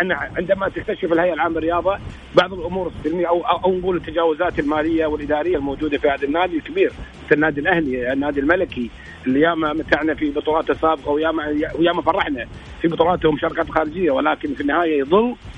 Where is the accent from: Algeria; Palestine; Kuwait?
Kuwait; حتى عندنا في الكويت